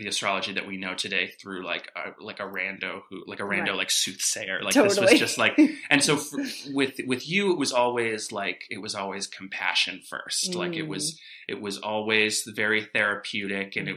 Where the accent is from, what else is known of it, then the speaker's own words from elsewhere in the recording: Cleveland, Ohio, United States; I'm originally from Cleveland, Ohio, the greatest mm-hmm. city in the world.